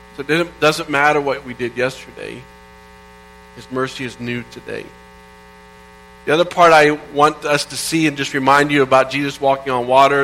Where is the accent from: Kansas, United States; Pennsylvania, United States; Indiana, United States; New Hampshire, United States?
Indiana, United States; moved away; Growing up in Indiana